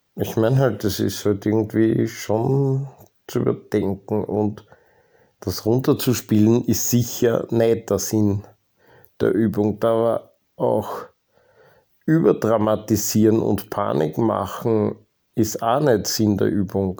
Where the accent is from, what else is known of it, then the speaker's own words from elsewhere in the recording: Austria; Ich wurde halt einfach in Österreich geboren